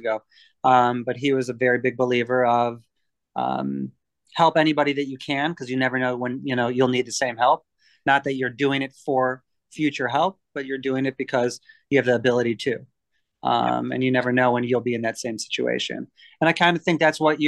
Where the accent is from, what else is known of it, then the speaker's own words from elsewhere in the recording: Michigan, United States; also born or lived in Baltimore, Maryland; born and raised in Michigan